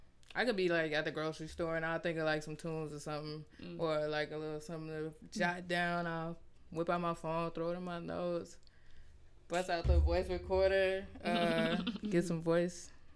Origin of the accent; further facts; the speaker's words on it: Chicago, Illinois, United States; now in Las Vegas, United States; I'm from Chicago, Illinois.